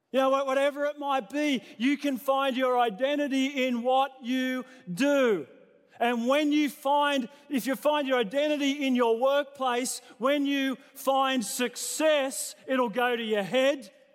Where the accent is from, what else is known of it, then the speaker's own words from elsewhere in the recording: New South Wales, Australia; now in Queensland, Australia; I was born in New South Wales.